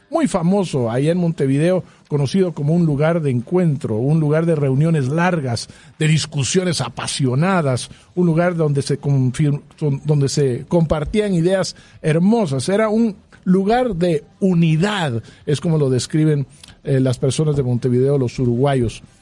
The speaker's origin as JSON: {"language": "Spanish", "country": "Guatemala", "said": "siendo nosotros guatemaltecos y por definición siendo nosotros un país cafetalero"}